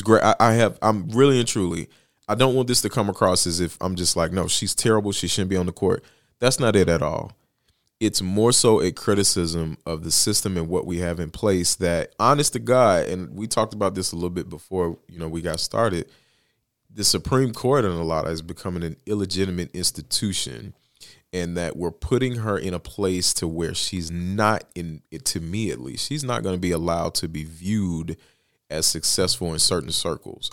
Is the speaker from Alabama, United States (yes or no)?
yes; Bessemer, Alabama, United States; my hometown is where kind of ground zero is for the fight for Amazon. Best Man, Alabama